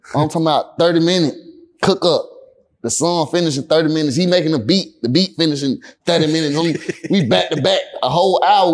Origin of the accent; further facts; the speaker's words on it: Atlanta, Georgia, United States; I grew up in Atlanta